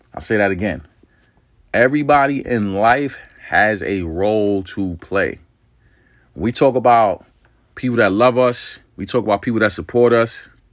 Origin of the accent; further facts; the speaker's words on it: New York City, New York, United States; I'm from New York City